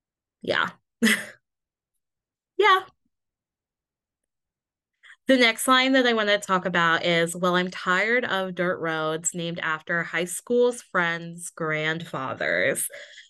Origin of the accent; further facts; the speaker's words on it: Midwest, United States; I am overly polite and will apologize for literally everything that I do because I grew up in the Midwest.